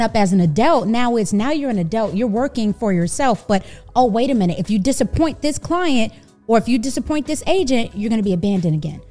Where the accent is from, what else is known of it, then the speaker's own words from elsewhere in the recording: New York City, New York, United States; moved away as an adult; also born or lived in Texas; now in Dallas–Fort Worth, United States; I am a New Yorker, born and raised in Brooklyn